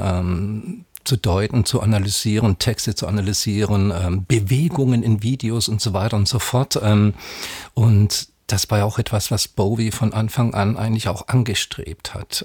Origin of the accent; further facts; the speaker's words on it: Southern Germany, Germany; bin Jahrgang 63 gebürtiger aus Süddeutschland